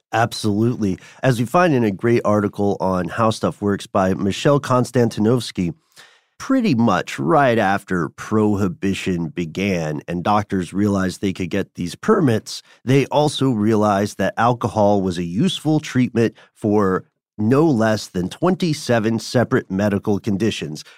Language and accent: English; Tennessee, United States; accent: Tennessee; my Tennessee accent